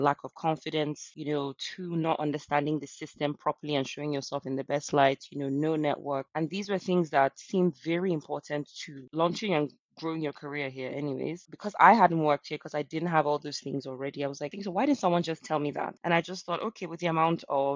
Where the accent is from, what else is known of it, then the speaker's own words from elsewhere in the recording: Lagos, Nigeria; moved away as an adult; now in London, United Kingdom; I've worked in Nigeria, my home country, Lagos, Nigeria. That's basically where I started my career. And then I moved to London in 2018